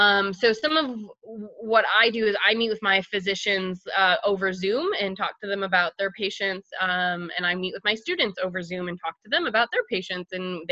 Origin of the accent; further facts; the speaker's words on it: Buffalo, New York, United States; moved away as an adult; also born or lived in Chapel Hill, North Carolina / South Carolina; now in Charlotte, United States; So originally from Buffalo, New York, I went to both undergrad and pharmacy school at the University of North Carolina at Chapel Hill.